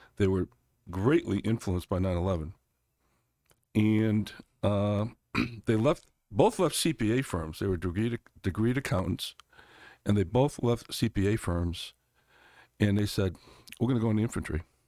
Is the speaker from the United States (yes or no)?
yes; New Britain, Connecticut, United States; moved away as an adult; also born or lived in Glastonbury, Connecticut; now in Arizona, United States; I was born in New Britain, Connecticut, which is, uh, about, uh, is it, was the hardware city of the world, blue collar town